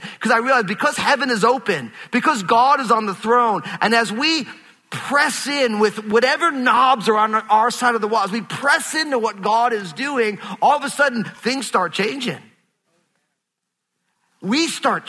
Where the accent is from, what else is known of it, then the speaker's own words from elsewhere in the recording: New York, United States; I'm from New York